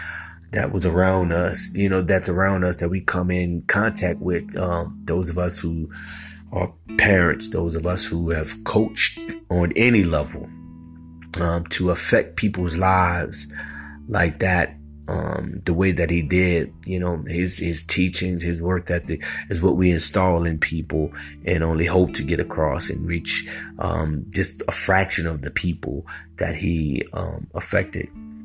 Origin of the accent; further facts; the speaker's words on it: New Orleans, Louisiana, United States; also born or lived in Los Angeles; I'm from here, from New Orleans, man. Even though I was in college at the time, or graduated college at the time, out there on the West Coast